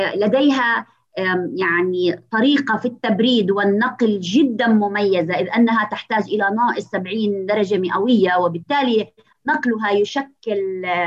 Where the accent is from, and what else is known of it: Palestine